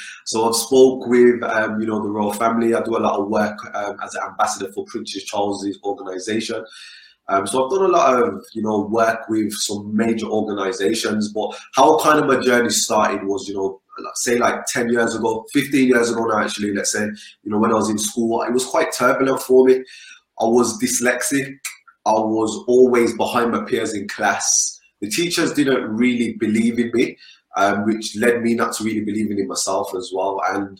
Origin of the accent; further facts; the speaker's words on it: Birmingham, West Midlands, United Kingdom; also born or lived in Caribbean; I'm an entrepreneur from Birmingham here in the UK.